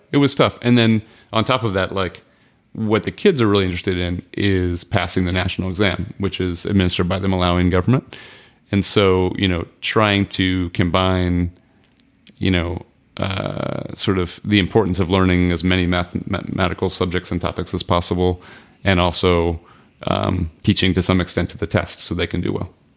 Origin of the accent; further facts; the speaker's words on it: United States; also born or lived in Malawi; I'm an American